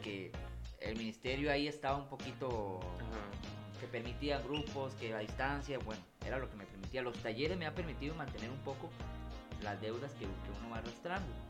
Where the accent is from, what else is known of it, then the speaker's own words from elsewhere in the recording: San Ramón, Alajuela, Costa Rica; soy de San Ramón